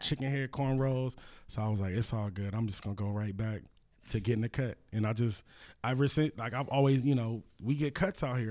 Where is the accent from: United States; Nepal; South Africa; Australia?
United States; Los Angeles, California; I'm from L A, you know, I'm from Cali